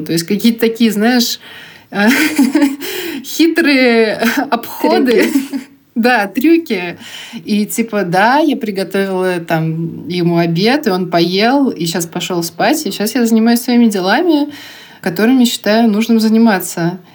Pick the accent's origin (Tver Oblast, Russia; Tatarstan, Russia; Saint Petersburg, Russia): Tatarstan, Russia; Kazan; also born or lived in Bugulma; то, как я жила в Бугульме и в Казани вообще с рождения